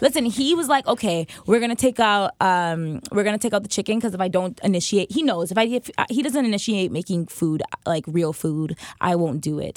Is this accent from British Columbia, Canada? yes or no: no; Toronto, Ontario, Canada; also born or lived in Pickering, Ontario / Scarborough; I grew up at Domino's in Eglinton